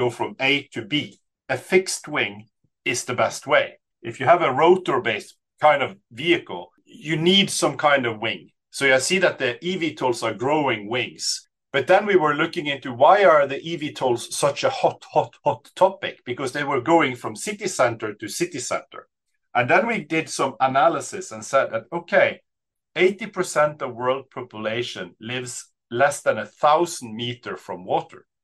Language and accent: English; Bergen, Vestland, Norway; I grew up in Bergen, Sandviken